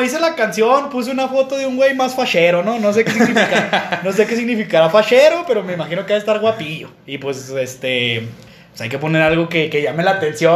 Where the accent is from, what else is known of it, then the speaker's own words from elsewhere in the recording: Mexico; Somos, nosotros somos de, de, de Villajuárez, de, Jardines de Oriente y de, y de Chihuahua